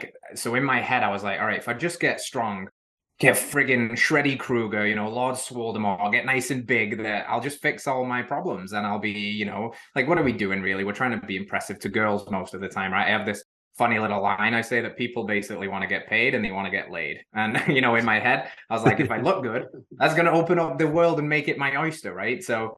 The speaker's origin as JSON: {"language": "English", "region": "England", "country": "United Kingdom", "lives_now": "Middle Tennessee, United States", "said": "but she's American and I'm English. So there's issues with long distance."}